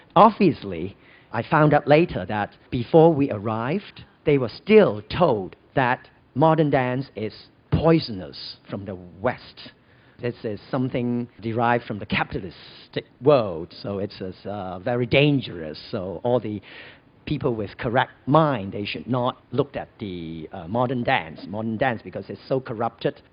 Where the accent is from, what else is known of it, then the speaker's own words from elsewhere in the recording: Hong Kong; also born or lived in United States; I was born and raised in Hong Kong.